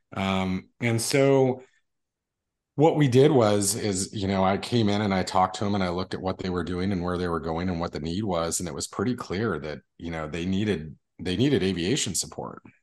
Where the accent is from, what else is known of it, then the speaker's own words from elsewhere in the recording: Las Cruces, New Mexico, United States; I was born in Las Cruces, New Mexico, which is southern New Mexico. We're probably about twenty minutes from the Mexico border. Um, and, uh, born and raised there